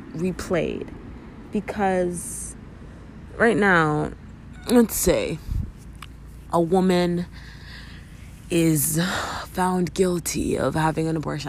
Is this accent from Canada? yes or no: yes; Canada; as a Canadian